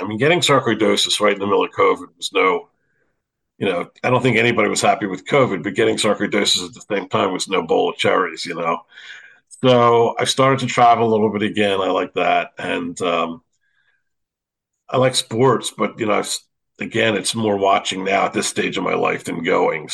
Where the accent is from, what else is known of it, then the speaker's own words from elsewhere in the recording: Philadelphia, Pennsylvania, United States; growing up in Philadelphia, I mean, we played basketball every day